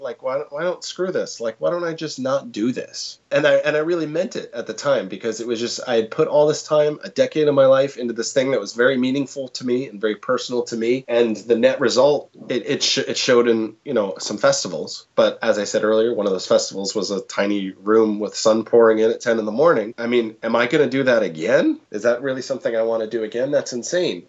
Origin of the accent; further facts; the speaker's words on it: Portland, Oregon, United States; I'm from Portland